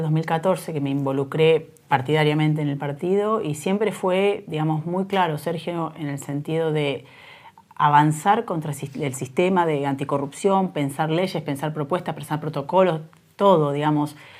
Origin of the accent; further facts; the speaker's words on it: Salto, Buenos Aires Province, Argentina; moved away; una empresa de transporte de Salto que cerró, de mi pueblo originario